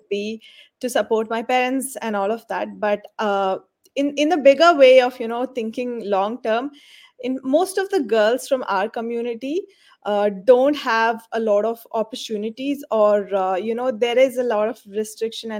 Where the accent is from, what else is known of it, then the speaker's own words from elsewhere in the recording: India; moved away as an adult; now in Dubai, United Arab Emirates; I am from India, but I am a resident of UAE